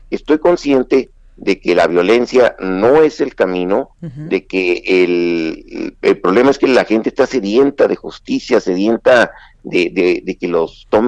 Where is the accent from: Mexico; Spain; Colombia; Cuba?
Mexico; Chihuahua; los chihuahuenses no somos enemigos de, los mexicanos